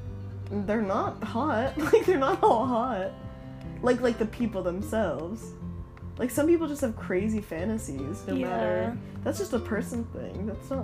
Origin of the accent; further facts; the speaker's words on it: United States; We're American people.